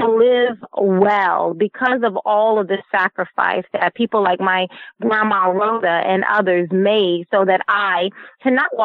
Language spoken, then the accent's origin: English; the South, United States; when we were growing up in the South